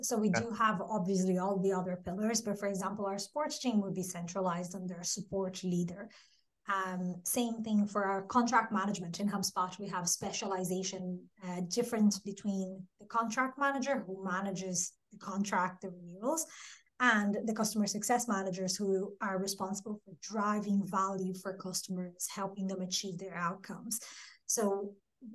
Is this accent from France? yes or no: no; Brazil; English is a second language; moved away as an adult; now in Dublin, Ireland; And yeah, Dublin is home, definitely, but that's not where I'm from, or I'm originally from Brazil. But yeah, 14 years later, Dublin is definitely become home.